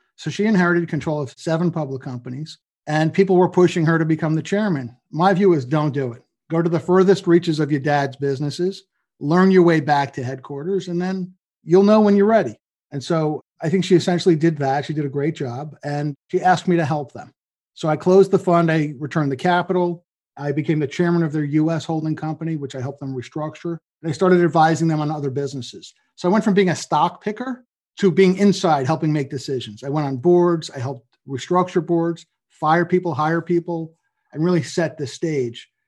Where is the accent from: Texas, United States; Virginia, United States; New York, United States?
New York, United States; New York and Long Island, United States; also born or lived in Boston / New Jersey; I grew up in New York and Long Island